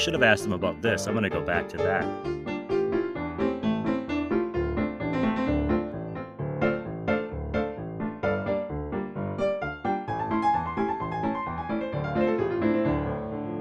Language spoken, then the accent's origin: English; Wausau, Wisconsin, United States; moved away as an adult; also born or lived in Los Angeles; based in my hometown of Wausau, Wisconsin.